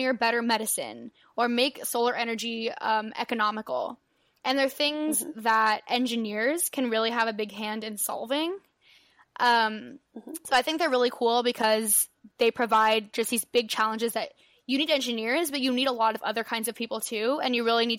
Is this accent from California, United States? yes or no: yes; San Pedro, California, United States; I'm from San Pedro, California